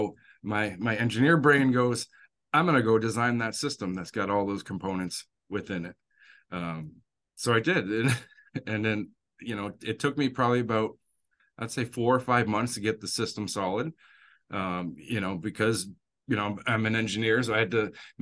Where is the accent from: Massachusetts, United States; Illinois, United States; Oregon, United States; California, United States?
Massachusetts, United States; Worcester; I was born and raised in Worcester, Massachusetts